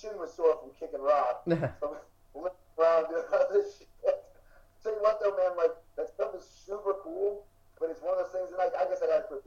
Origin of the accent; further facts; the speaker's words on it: Alaska, United States; I grew up in Alaska